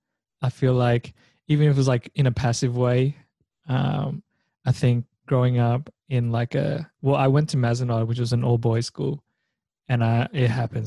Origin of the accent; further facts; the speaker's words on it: Victoria, Australia; growing up in Australia, I feel like there's just a lot of it.